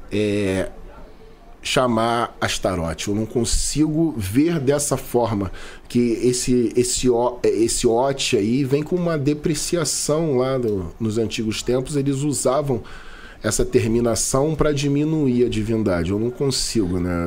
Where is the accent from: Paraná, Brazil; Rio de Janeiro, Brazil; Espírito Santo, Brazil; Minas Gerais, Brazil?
Rio de Janeiro, Brazil; Sou da Zona Norte do Rio